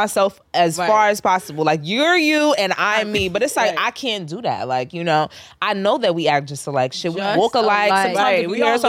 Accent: United States; I'm just American. I don't be like, oh, mom, my dad's American and my mom's from Trinidad.

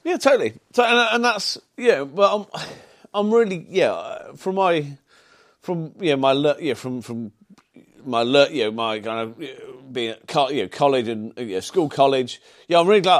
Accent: Solihull, West Midlands, United Kingdom; accent: Brummie; also born or lived in Birmingham / Sutton Coldfield; being grown up in, in kind of Solihull

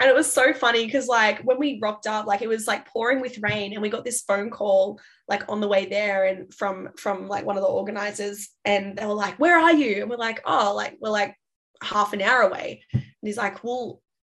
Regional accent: Sydney, New South Wales, Australia; moved away; I'm originally from Sydney

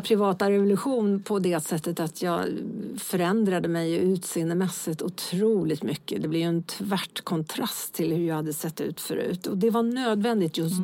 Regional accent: Lidingö, Stockholm County, Sweden; jag är uppväxt på Lidingö.

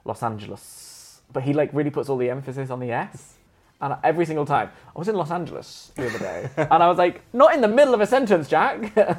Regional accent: Queensland, Australia; Australians say Queen. I'm from Queensland.

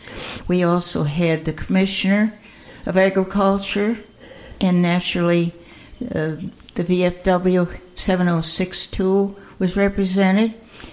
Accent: Amsterdam, New York, United States; moved away; also born or lived in Altamont; I was born in Amsterdam.

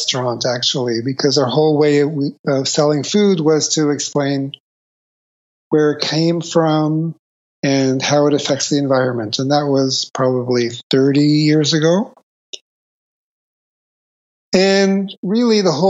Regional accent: Toronto, Ontario, Canada; I grew up in Toronto, Canada.

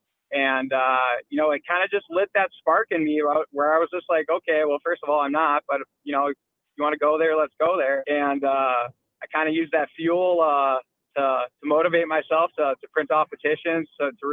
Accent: Aberdeen, South Dakota, United States; also born or lived in Des Moines, Iowa / Colorado; I grew up outside of Aberdeen

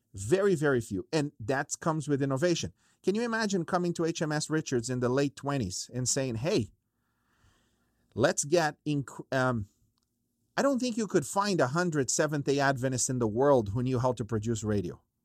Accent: Brazil; moved away; I grew up in Brazil

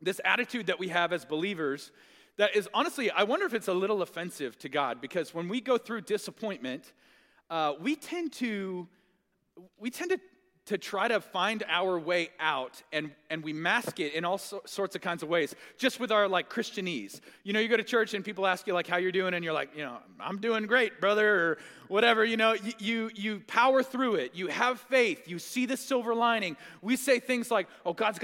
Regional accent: Tulsa, Oklahoma, United States; I grew up in Tulsa

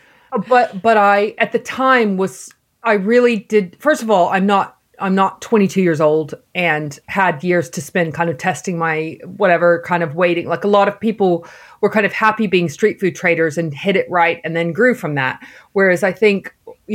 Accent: Texas, United States; moved away as an adult; also born or lived in New York / Cotswolds; now in London, United Kingdom; I'm from Texas and grew up eating Mexican food

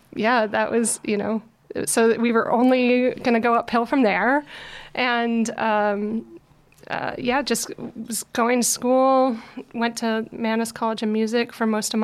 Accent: New York City, New York, United States; Yeah, New York is a wild place. You definitely grow up fast wherever, whatever part of town you're in, no question.

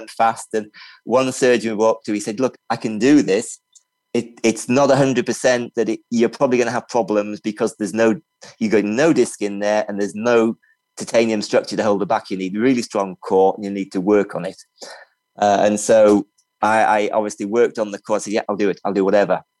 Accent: Libya; moved away; also born or lived in England; I grew up in Libya and I've traveled a lot.

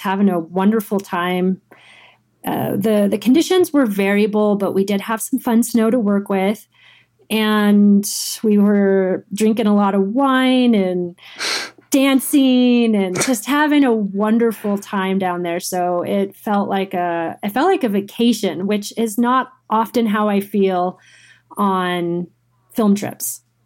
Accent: Girdwood, Alaska, United States; moved away as an adult; also born or lived in Anchorage, Alaska / Tahoe; born and raised in Alaska, um, Girdwood, Alaska

